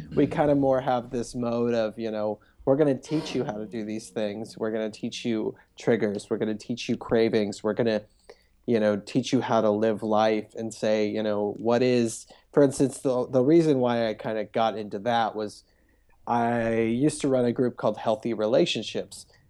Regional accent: Cincinnati, Ohio, United States; now in Los Angeles, United States; I grew up in, in a suburb of Cincinnati

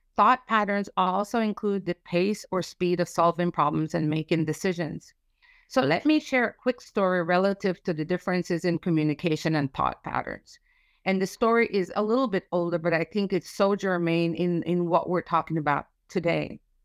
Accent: United States; as American

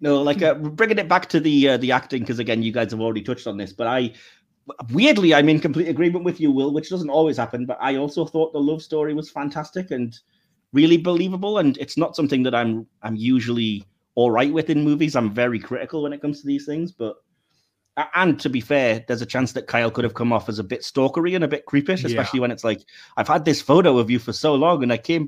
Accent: England, United Kingdom; as an English audience

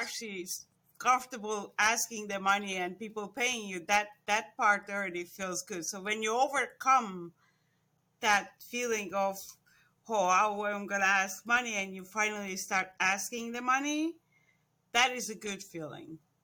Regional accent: Estonia; moved away as an adult; also born or lived in Florida; now in United States; I was born in Estonia, Actually, it was born when it was still under Russia. So I was about ten years old when th, we separated from Russia again

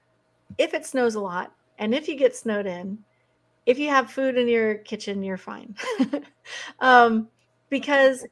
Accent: Oregon, United States; moved away as an adult; also born or lived in Big Sur, California / Washington State; I'm a West Coast girl. I grew up in Oregon

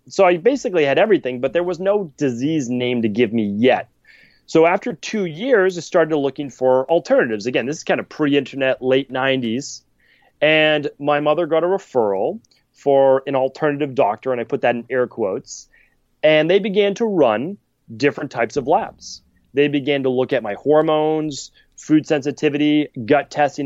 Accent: Medford, Massachusetts, United States; I'm from Medford, Massachusetts

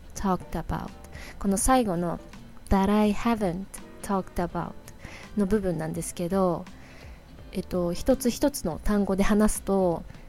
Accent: Hokkaido, Japan; now in New York, United States; I was born and grew up in Hokkaido I am でいう場合は変わらない事実私が北海道出身であることは変わらない事実

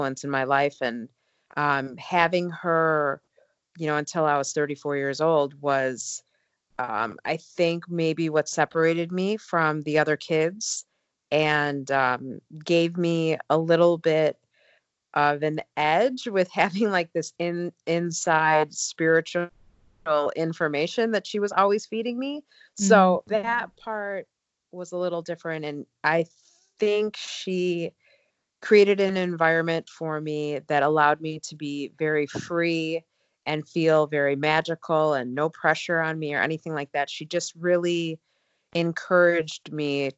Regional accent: outside of Chicago, the Midwest, Illinois, United States; I grew up in the Midwest outside of Chicago

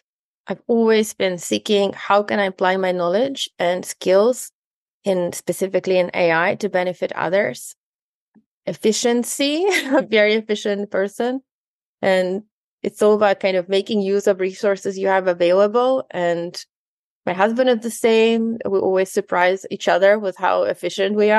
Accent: Ukraine; now in New Zealand; I'm originally from Ukraine

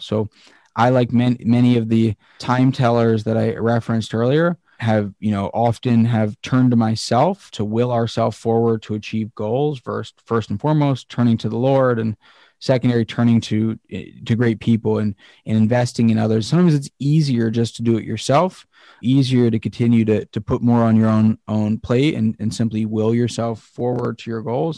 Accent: Pennsylvania, United States; Pennsylvania is, is where, my home state

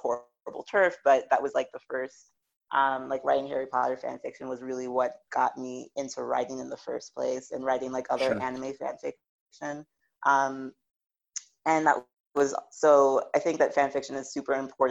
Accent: U.S. Virgin Islands; I am originally from St. Thomas of the U.S. Virgin Islands

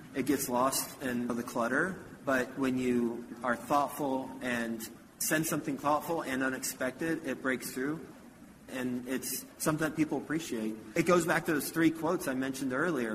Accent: Houston, Texas, United States; also born or lived in Flint, Michigan; My family moved from Flint to Houston when I was three

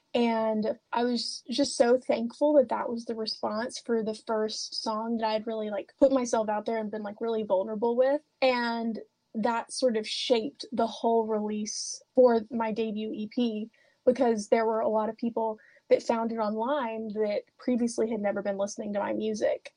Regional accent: Oliver Springs, Tennessee, United States; I love growing up in Oliver Springs

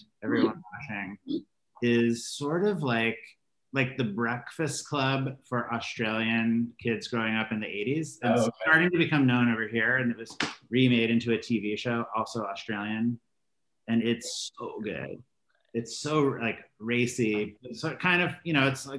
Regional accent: Boston, Massachusetts, United States; growing up in Boston in the 80s

